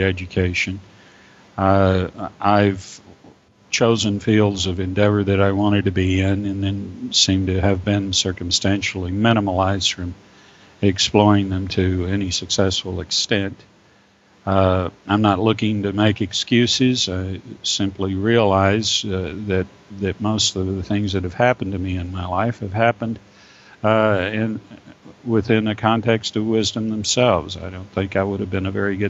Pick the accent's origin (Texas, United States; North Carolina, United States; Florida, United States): Texas, United States; also born or lived in Las Vegas, New Mexico; I was born in Las Vegas, New Mexico, and came to Texas when I was almost 4 years old